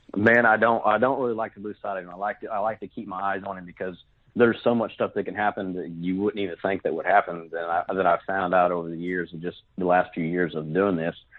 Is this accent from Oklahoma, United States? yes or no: yes; Fort Gibson, Oklahoma, United States; now in Muskogee, United States; I'm from actually from Fort Gibson, Oklahoma. I live in Muskogee now